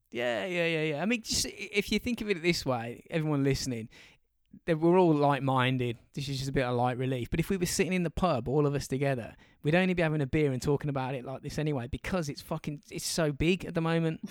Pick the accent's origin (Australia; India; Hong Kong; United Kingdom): United Kingdom; England; we're English